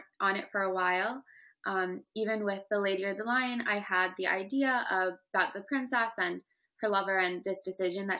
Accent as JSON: {"language": "English", "country": "United States", "tie": "born or raised there", "said": "My parents immigrated here from Pakistan, and I was born in America"}